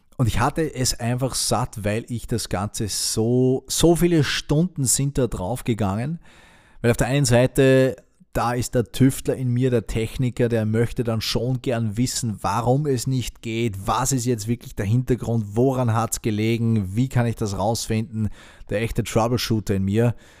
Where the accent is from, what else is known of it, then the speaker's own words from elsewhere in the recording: Austria; Bei uns in Österreich